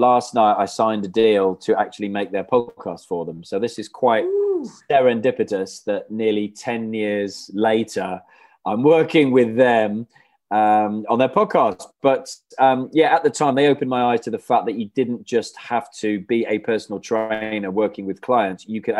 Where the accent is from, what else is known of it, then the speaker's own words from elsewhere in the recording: Wales, United Kingdom; moved away as an adult; I went to uni in Bath, so I moved from Wales to England.